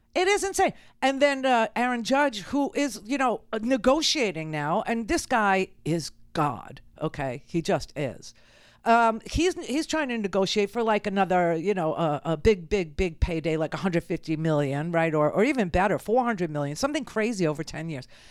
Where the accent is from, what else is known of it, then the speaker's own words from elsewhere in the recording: New York City, New York, United States; I grew up in Queens